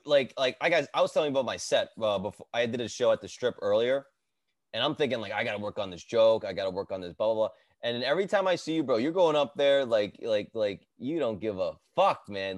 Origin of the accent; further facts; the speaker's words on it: Edison, New Jersey, United States; I grew up in Jersey, bro. I grew up in Edison